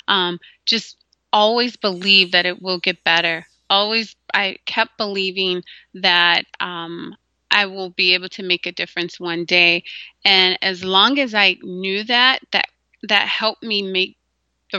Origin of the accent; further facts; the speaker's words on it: Gary, Indiana, United States; moved away; also born or lived in Minnesota; We grew up in Gary, Indiana, and then we transitioned to Minnesota later